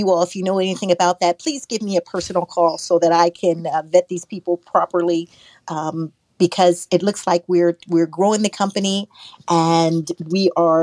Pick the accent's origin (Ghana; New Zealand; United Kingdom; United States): United States; Kansas City, Missouri; I grew up in Kansas City, Missouri, home of the Negro baseball team